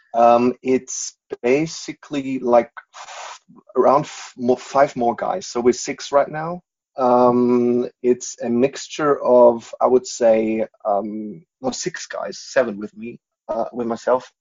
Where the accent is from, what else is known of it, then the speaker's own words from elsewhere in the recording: Munich, Bavaria, Germany; English is a second language; also born or lived in United States; I'm born and bred Bavarian